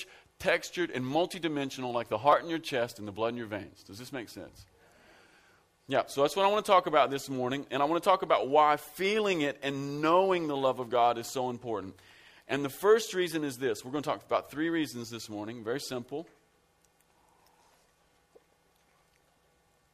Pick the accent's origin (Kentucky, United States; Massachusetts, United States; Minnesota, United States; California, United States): Kentucky, United States; Central; I am from Central Kentucky. I'm from out in the sticks. We're rednecks out where I live.